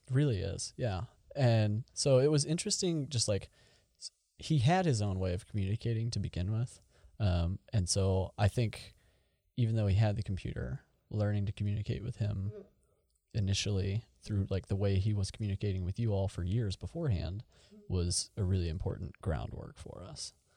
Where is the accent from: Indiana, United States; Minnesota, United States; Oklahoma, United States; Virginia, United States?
Oklahoma, United States; Tulsa; I grew up here in Tulsa.